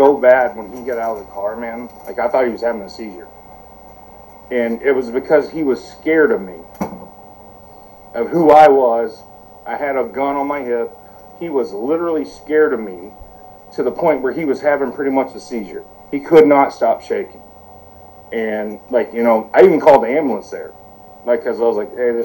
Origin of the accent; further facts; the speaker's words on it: Lynchburg, Tennessee, United States; I grew up in Lynchburg, Tennessee